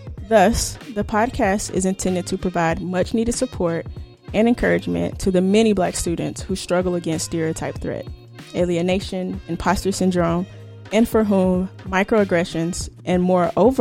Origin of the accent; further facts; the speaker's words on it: the South, United States; I grew up in the South